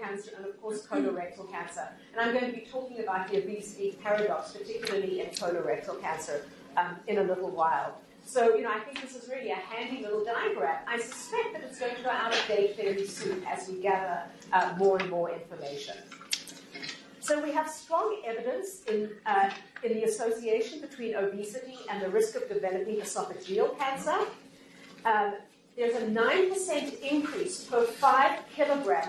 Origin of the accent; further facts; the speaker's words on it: Canada; I'm from Canada